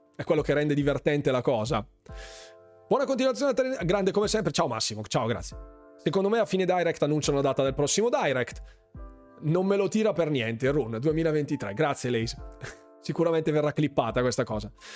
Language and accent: Italian; Bergamo, Lombardy, Italy; sono di Bergamo